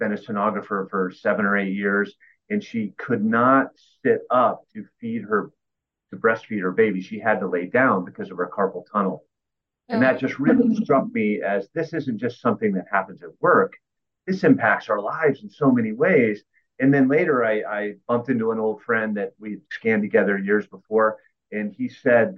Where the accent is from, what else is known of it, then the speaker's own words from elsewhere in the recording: Clearwater, Florida, United States; I grew up in Clearwater right up the street, so it's home to me